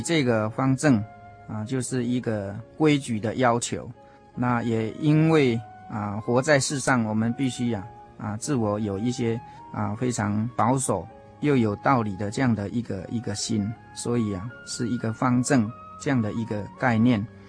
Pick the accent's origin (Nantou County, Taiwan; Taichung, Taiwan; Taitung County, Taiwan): Nantou County, Taiwan; Puli; 我来自南投埔里